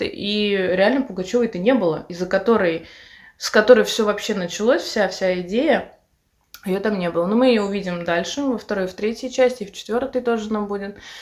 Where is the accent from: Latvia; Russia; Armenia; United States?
Russia; Samara, Samara Oblast; moved away; Это город Самарской области, откуда я родом, но я из Самары